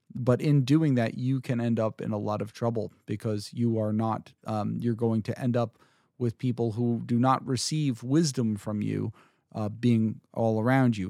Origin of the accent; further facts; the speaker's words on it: New Jersey, United States; I'm from Jersey